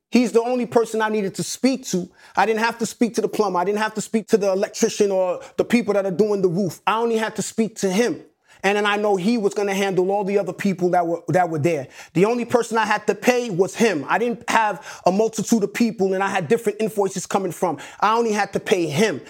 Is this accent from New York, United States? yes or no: yes; New York City, New York, United States; also born or lived in Atlanta; one nine seven is the actual block that I grew up on in Hollis, Queens.